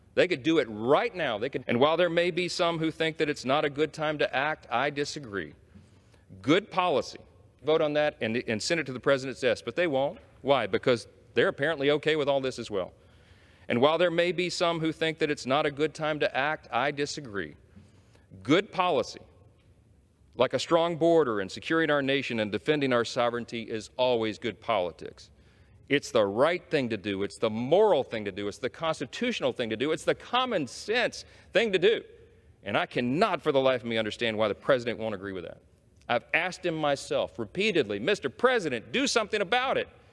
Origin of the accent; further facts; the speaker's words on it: Shreveport, Louisiana, United States; my hometown in Shreveport, Louisiana